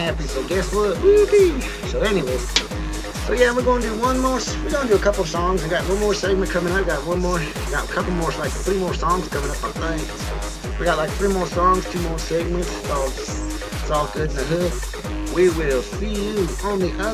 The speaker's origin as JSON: {"language": "English", "town": "Butte", "region": "Montana", "country": "United States", "tie": "born or raised there", "moved": "yes", "said": "my hometown of Butte, Montana"}